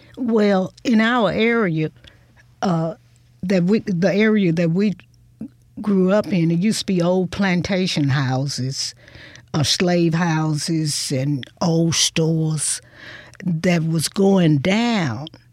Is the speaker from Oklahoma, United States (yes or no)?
no; Hudsonville, Mississippi, United States; also born or lived in Holly Springs, Mississippi / Chulahoma, Mississippi / Clarksdale, Mississippi / Memphis, Tennessee; I grew up. It was just like being in a big rural town between those towns